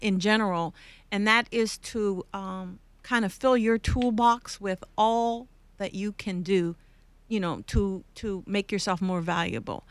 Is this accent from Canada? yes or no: yes; Canada; moved away; I'm from Canada